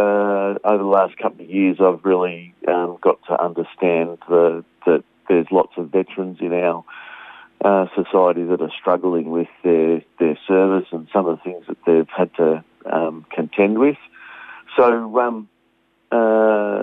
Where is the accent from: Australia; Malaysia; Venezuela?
Australia; I'm a proud Australian and I'm a Aussie, every day of the week